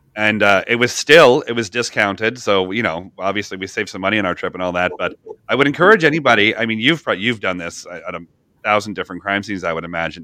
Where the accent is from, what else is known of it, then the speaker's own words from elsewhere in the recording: Canada; I'm from Canada